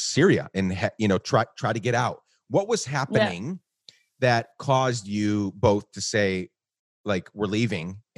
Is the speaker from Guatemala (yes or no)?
yes; Guatemala; I grew up in Guatemala